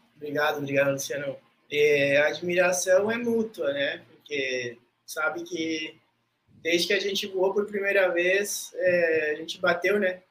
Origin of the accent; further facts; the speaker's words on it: Rivera, Uruguay; moved away as an adult; also born or lived in Brazil; now in Florianópolis, Brazil; eu fui feito em Ribeira, tá? Porque meus pais moravam em Ribeira.